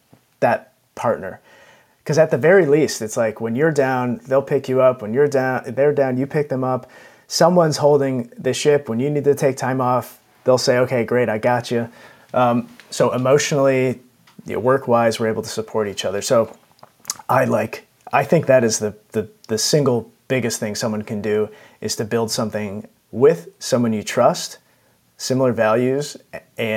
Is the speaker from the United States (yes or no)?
yes; United States; moved away as an adult; now in London, United Kingdom; So I'm American, and everyone has nice big lawns in America, or at least in the suburbs where I grew up